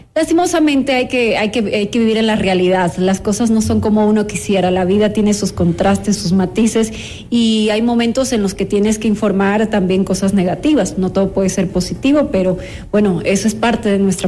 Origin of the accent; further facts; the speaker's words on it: Santo Domingo, Santo Domingo de los Tsáchilas, Ecuador; Yo soy de Santo Domingo de los Áchilas